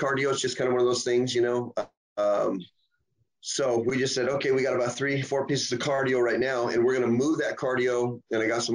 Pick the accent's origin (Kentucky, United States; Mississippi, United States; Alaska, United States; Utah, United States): Alaska, United States; Southeast; moved away as an adult; now in Oregon, United States; I was born and raised in Alaska. I was in Alaska for over 40 some years